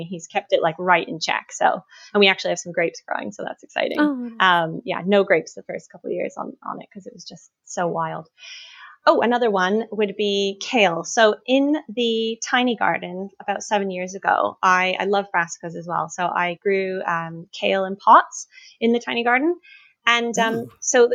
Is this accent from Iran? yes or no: no; Canada; now in United Kingdom; I grew up in Canada